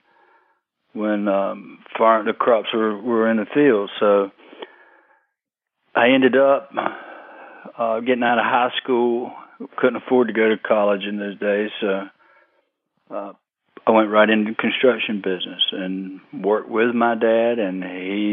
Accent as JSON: {"language": "English", "town": "Fayetteville", "region": "North Carolina", "country": "United States", "tie": "born or raised there", "said": "I was born in October of 61, south of Fayetteville, southeast of Fayetteville, about 20 miles or close to it, out in the country. I lived within a quarter of a mile where I was born"}